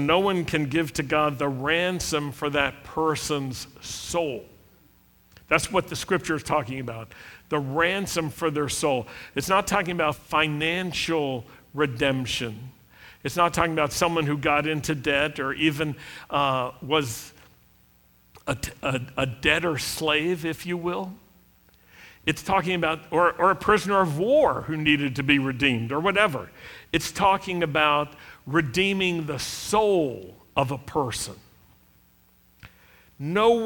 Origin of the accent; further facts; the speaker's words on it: Roanoke, Virginia, United States; when I was a young Jewish kid growing up in Roanoke, Virginia